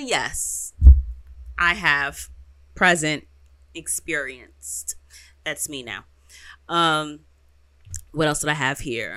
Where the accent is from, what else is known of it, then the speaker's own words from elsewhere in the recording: New York, United States; I'm from New York